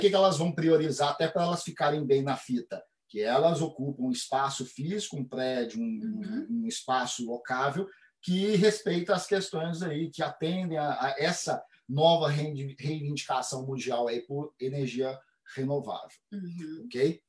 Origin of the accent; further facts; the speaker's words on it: Minas Gerais, Brazil; eu sou de Minas Gerais, sou mineiro.